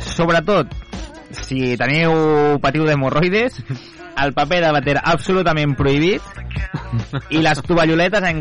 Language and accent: Catalan; Vallès, Catalonia, Spain; Som el París del Vallès